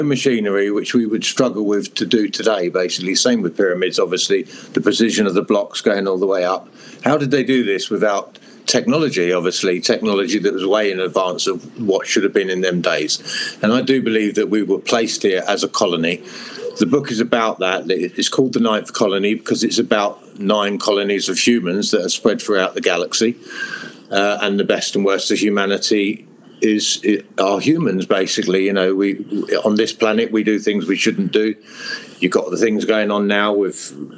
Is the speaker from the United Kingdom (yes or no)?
yes; Hertfordshire, East of England, United Kingdom; also born or lived in Europe